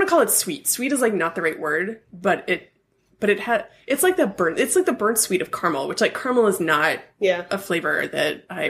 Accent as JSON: {"language": "English", "region": "California", "country": "United States", "tie": "born or raised there", "said": "I grew up in California"}